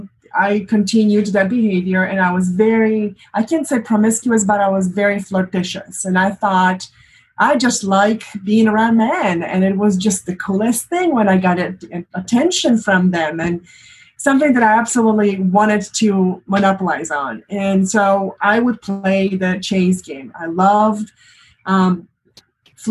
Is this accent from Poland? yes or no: yes; Poland; moved away as an adult; now in United States; I am from Poland originally, and for the past 20-something years, I've lived in the United States.